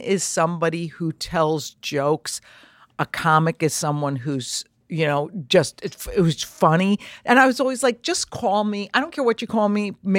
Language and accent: English; Trumbull, Connecticut, United States; I grew up in Trumbull, Connecticut. My mother's still in our same house.